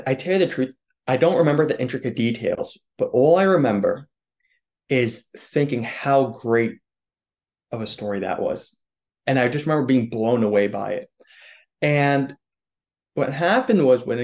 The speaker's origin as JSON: {"language": "English", "region": "New York", "country": "United States", "said": "I'm a New Yorker."}